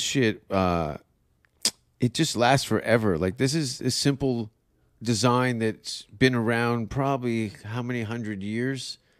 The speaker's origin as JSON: {"language": "English", "country": "Canada", "moved": "yes", "lives_now": "Austin, United States", "said": "I'm a white guy from Canada"}